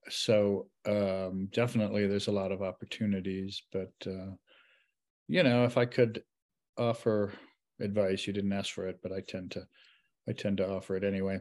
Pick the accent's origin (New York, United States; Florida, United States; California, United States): New York, United States; Western; I grew up in Western New York